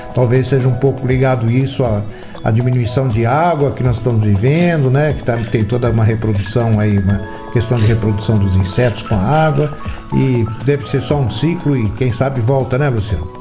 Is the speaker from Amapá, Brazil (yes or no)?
no; Campinas, São Paulo, Brazil; now in Valinhos, Brazil; Hoje eu moro em Valinhos, mas nasci em Campinas.